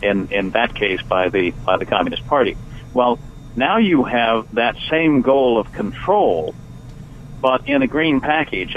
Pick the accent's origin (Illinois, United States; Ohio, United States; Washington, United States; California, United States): California, United States; moved away as an adult; now in Shenandoah Valley, Virginia, United States; I'm from California, you understand, and I left in 1995 for for rural Virginia. I live in the Shenandoah Valley